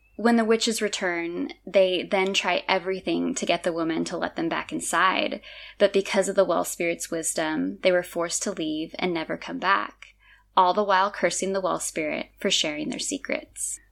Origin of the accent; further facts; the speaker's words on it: California, United States; moved away as an adult; now in Azores, Portugal; being born and raised in California